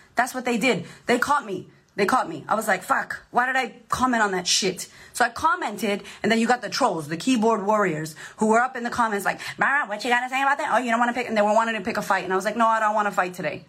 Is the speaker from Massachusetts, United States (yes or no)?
yes; Boston, Massachusetts, United States; Growing up, I grew up in Boston.